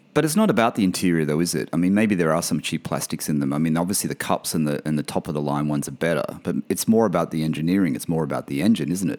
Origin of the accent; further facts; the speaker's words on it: Australia; moved away; My, my home country, my hometown